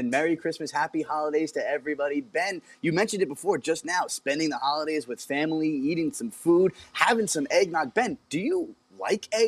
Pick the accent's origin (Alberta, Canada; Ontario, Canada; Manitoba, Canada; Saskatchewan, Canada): Ontario, Canada; Toronto; I want to watch a baseball game because I'm from Toronto